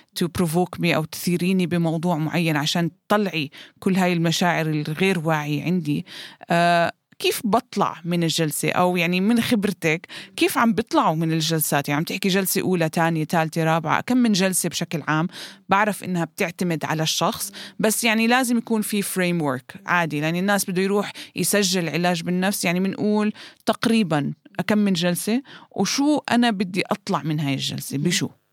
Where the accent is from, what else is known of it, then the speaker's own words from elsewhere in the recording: Jordan; عندنا بالأردن